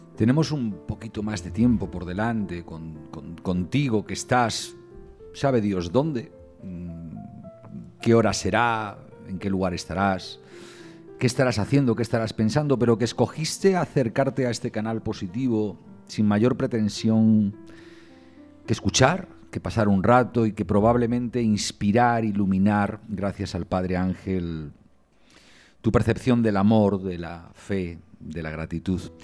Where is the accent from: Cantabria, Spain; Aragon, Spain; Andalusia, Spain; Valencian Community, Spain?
Cantabria, Spain; yo que también soy cántabro